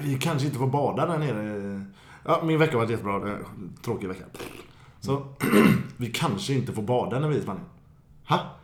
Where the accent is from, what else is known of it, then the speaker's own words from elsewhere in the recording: Gothenburg, Västra Götaland, Sweden; som göteborgare man är